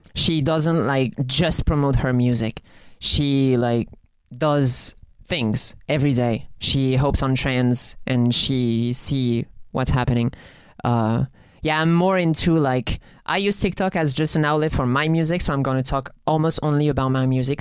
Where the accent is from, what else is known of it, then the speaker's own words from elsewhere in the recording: France; accent: French; It was with my French accent